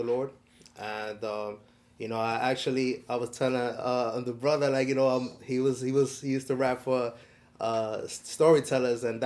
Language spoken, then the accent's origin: English; New York City, New York, United States; I grew up in Washington Heights